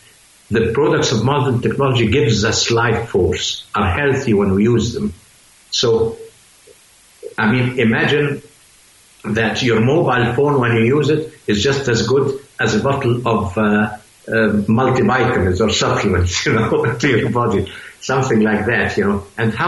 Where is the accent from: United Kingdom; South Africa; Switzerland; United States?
Switzerland; I mean, I'm a scientist from Switzerland too.